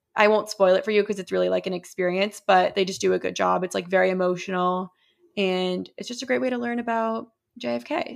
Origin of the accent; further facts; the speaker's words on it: Boston, Massachusetts, United States; as a Bostonian